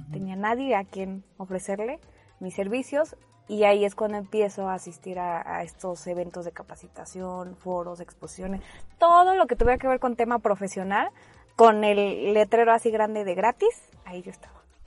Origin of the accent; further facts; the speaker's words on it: Mexico City, Mexico; moved away; also born or lived in Veracruz; nací en Veracruz, pero nada más nací ahí. Me llevaron mis papás a la Ciudad de México y en la Ciudad de México viví 19 años